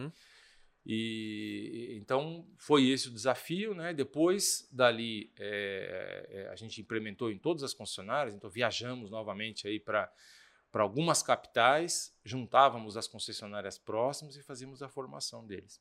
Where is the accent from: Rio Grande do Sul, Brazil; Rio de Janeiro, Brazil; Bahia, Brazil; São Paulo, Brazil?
São Paulo, Brazil; also born or lived in France; eu sou de São Paulo